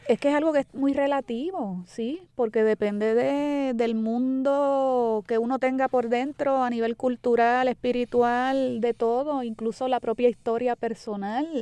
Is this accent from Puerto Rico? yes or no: yes; Puerto Rico; somos los puertorriqueños